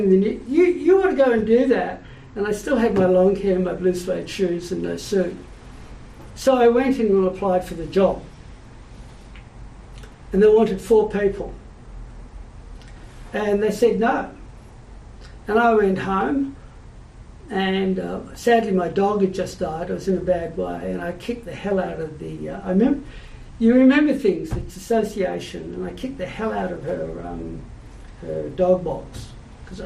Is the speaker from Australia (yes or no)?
yes; Sydney, New South Wales, Australia; also born or lived in Melbourne; I was born in Melbourne till I was seven. I lived there, and then my father was transferred to Sydney. And I've lived in Sydney, and I love Sydney, and Sydney will always be home